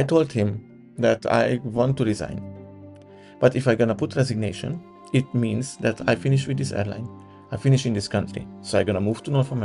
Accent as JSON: {"language": "English", "region": "Budapest", "country": "Hungary", "tie": "born or raised there", "moved": "as an adult", "said": "my hometown Budapest"}